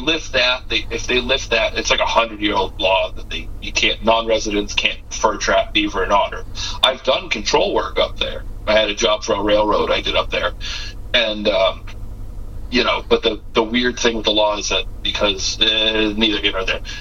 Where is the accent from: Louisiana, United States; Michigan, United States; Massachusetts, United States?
Massachusetts, United States; I'm from Massachusetts